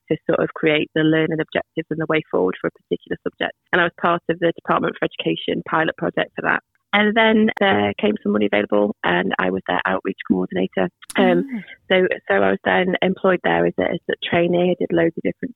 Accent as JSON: {"language": "English", "town": "Nantwich", "region": "North West England", "country": "United Kingdom", "tie": "born or raised there", "also_born_or_lived": "Manchester / Liverpool", "said": "I grew up here in Nantwich, and then I went to university in Manchester, and then I worked in Liverpool"}